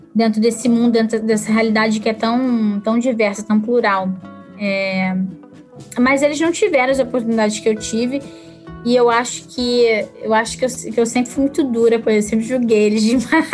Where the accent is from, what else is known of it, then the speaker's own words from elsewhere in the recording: Brazil; moved away as an adult; now in Canada; Eu que vim do, do Brasil, vim de, né, de uma realidade diferente